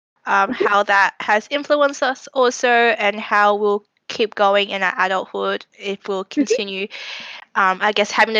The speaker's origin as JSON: {"language": "English", "town": "Melbourne", "region": "Victoria", "country": "Australia", "tie": "born or raised there", "said": "both Amelia and I are born and raised in Melbourne. In Australia, down under"}